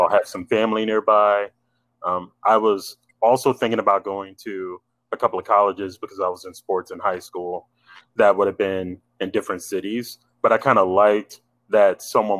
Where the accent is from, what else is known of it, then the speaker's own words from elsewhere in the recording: Lynchburg, Virginia, United States; moved away as an adult; now in Orlando, United States; Yeah, so I was born and raised in Lynchburg, Virginia. And I moved here to Orlando, Florida after I graduated at 18. So at this point, I've been in Orlando longer than I've been in Lynchburg, but I've still got a bunch of family back there